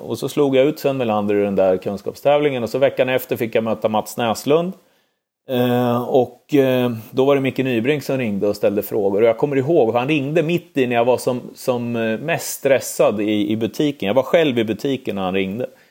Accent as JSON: {"language": "Swedish", "town": "Örebro", "region": "Örebro County", "country": "Sweden", "tie": "born or raised there", "said": "när vi flyttade från, från Adolfsberg in till, till Ladugårdsängen som det heter i Örebro, det gjorde vi 1992"}